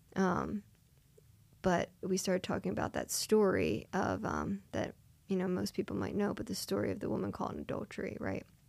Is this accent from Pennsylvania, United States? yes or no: yes; Springfield, Pennsylvania, United States; I grew up in Springfield, Delaware County